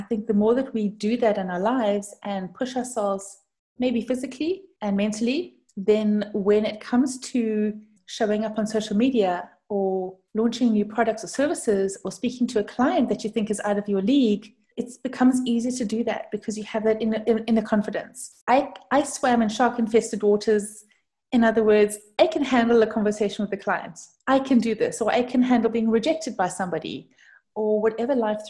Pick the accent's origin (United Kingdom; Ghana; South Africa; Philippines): South Africa; moved away; I'm actually from South Africa. And that's the cause for the different kind of accent.